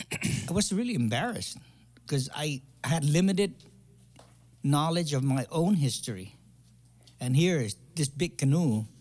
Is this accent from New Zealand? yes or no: no; Guam; moved away as an adult; also born or lived in Saipan; now in San Diego, United States; Actually, I was born in Saipan, so I'm a Saipanese. Okay. But I grew up in Guam.